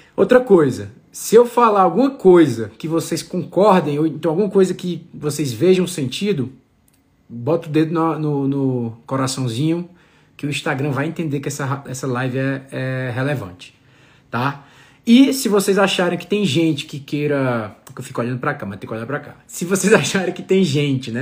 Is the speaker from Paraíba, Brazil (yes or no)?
no; Ceará, Brazil; now in Campos do Jordão, Brazil; sou cearense com muito orgulho